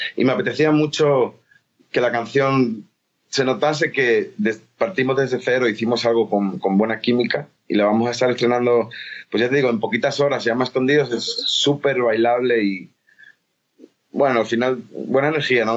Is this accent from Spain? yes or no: yes; Spain; era un loco español que hacía música latina